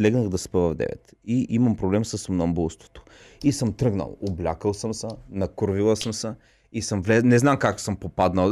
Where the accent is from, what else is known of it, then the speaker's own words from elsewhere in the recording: Bulgaria; аз също се гордея като българин